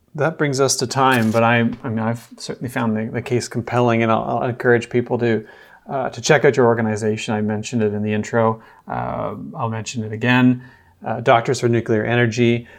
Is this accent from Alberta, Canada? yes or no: no; Peterborough, Ontario, Canada; I'm from Peterborough